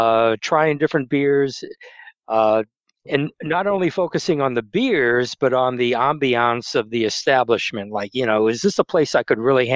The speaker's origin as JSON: {"language": "English", "region": "New England", "country": "United States", "tie": "born or raised there", "said": "I grew up in New England, and we go back there quite a bit because my family's up there."}